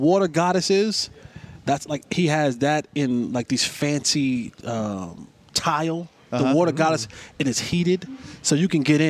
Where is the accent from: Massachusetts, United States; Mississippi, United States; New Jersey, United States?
New Jersey, United States; I'm from Jersey, and I hated playing in the cold.